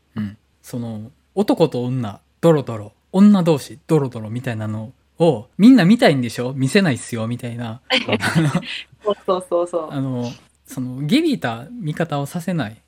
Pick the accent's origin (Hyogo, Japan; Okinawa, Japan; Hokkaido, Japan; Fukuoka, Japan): Hyogo, Japan; Awaji Island; now in Osaka, Japan; 僕と原口さん淡路島出身だし